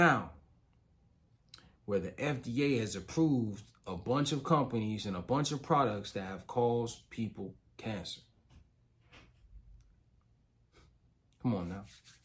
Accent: Chicago, Illinois, United States; I'm from Chicago

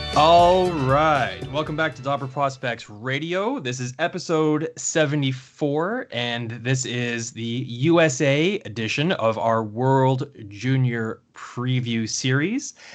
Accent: Canada; as a Canadian and, um, an unabashed Canada fan

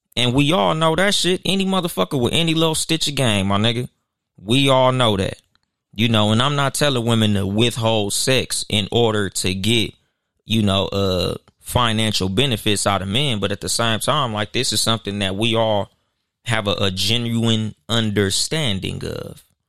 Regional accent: Compton, California, United States; I'm from Compton

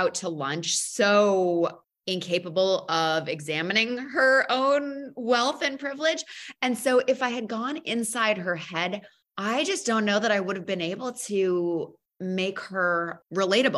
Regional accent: New England, United States; I grew up outside of New York. I grew up middle class in New England.

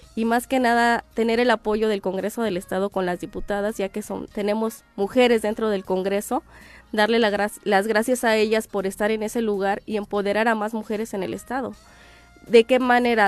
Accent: Cuautla, Morelos, Mexico; moved away as an adult; now in Tlayacapan, Mexico; yo soy de Cuautla, Morelos.

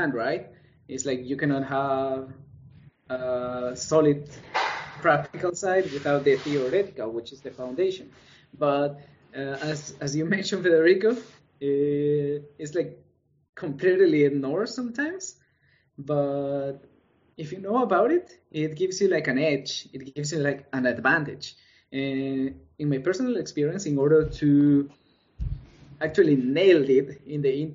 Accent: El Salvador; moved away; And I come from El Salvador, from Latin America.

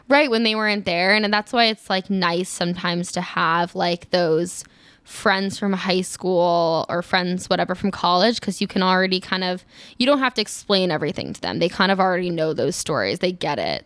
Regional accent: East Coast, United States; moved away; I'm from the East Coast

